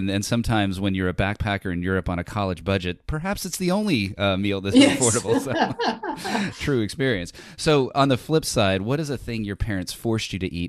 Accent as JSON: {"language": "English", "country": "United States", "said": "I am an American."}